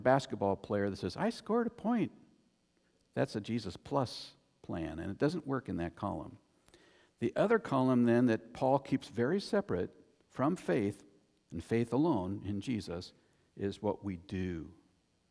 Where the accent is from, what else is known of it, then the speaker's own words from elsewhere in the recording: United States; I'm an American